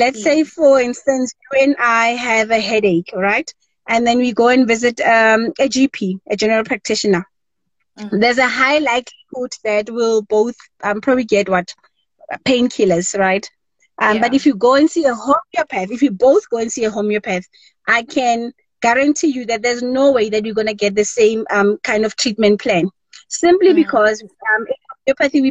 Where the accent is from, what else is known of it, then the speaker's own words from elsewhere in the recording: Rustenburg, North West, South Africa; I was born and bred in Rustenburg, a small town in the Northwest Province, right here in South Africa, Mzansi.